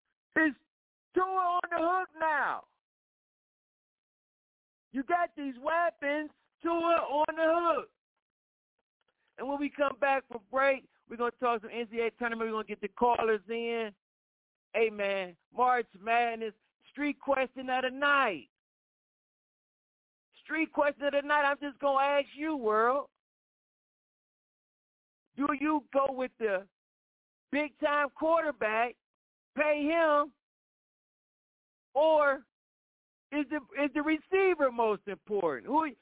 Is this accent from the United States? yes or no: yes; Florida, United States; New York, I like that, but I'm from Florida.